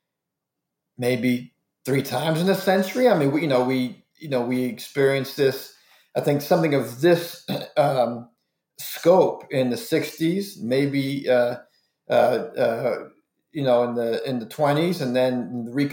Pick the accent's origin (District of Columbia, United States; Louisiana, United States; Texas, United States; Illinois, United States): District of Columbia, United States; Washington; I grew up in Washington, D.C., cheering for the old Bullets